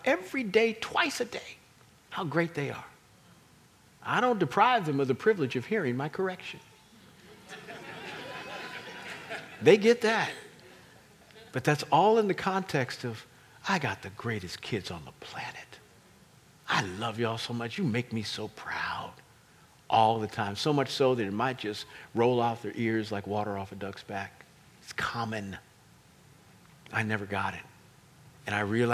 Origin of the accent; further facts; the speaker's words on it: Kansas City, United States; We're from Kansas City